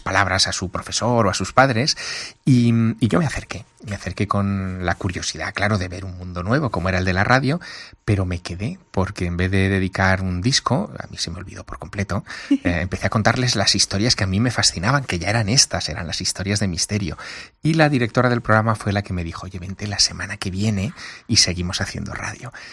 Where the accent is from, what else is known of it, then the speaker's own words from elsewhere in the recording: Teruel, Aragon, Spain; moved away; vivir en una ciudad pequeña. Yo soy de Teruel